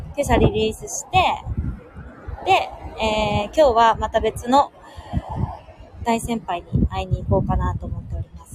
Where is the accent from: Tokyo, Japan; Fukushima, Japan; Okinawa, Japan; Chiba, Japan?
Tokyo, Japan; also born or lived in Hiroshima; 東京生まれ、東京育ちの人間